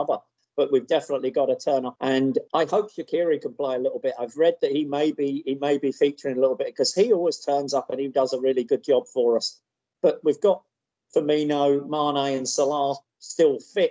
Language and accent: English; England, United Kingdom; now in Houston, United States; when I grew up in England